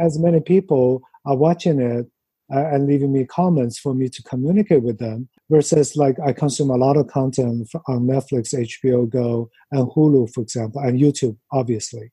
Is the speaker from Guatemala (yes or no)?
no; China; moved away as an adult; also born or lived in Los Angeles, United States; now in New York, United States; growing up in China, in like middle school and high school